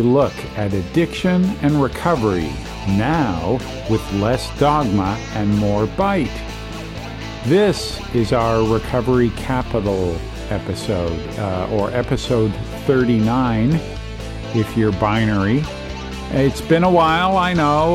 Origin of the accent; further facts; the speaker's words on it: Toronto, Ontario, Canada; in my hometown, Toronto, Canada.